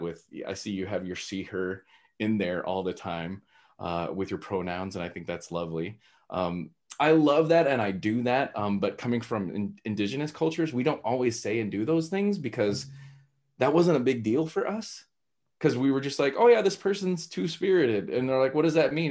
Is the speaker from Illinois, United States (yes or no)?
no; Texas, United States; growing up in Texas, uh, that's where my roots are